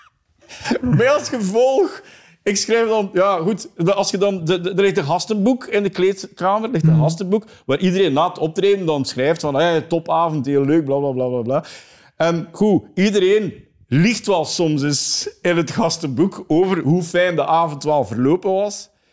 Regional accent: East Flanders, Belgium; accent: East Flemish; ik ben een Oost-Vlaming, dus West-Vlaanderen en Oost-Vlaanderen is eigenlijk mijn grootste speelvijver

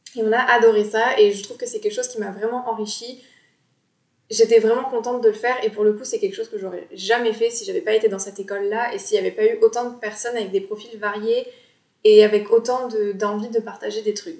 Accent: Bordeaux, Nouvelle-Aquitaine, France; j'ai 26 ans et je suis bordelaise

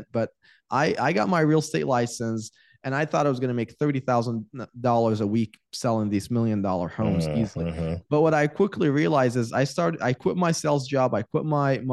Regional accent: Iraq; moved away; I was born and raised in Iraq

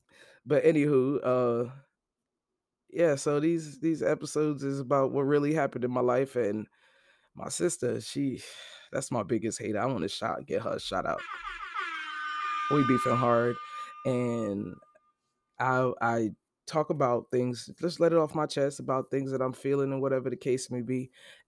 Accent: Brooklyn, New York, United States; Then I'm actually from Brooklyn. Brooklyn born.

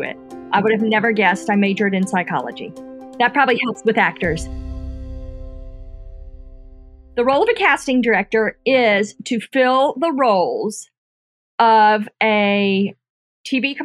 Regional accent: Fort Lauderdale, Florida, United States; moved away as an adult; also born or lived in Tuscaloosa, Alabama / Atlanta, Georgia; now in Mobile, United States; I am from Fort Lauderdale, Florida. And so that's where I was born and raised.

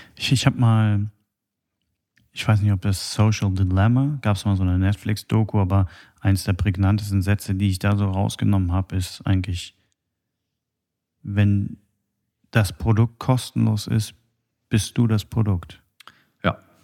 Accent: Germany; bei uns in Deutschland alles äh, so geregelt ist

